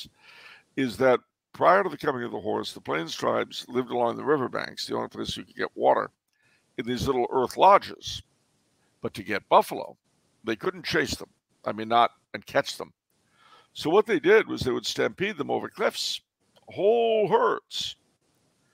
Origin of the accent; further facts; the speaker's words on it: California, United States; I'm from California